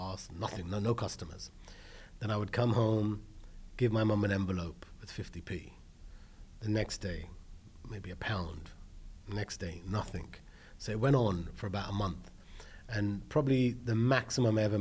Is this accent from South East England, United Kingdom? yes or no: no; London, United Kingdom; moved away as an adult; now in Los Angeles, United States; I was born in London, you know, I had one elder brother. Mum and dad were running a restaurant in the UK, in London, in Holborn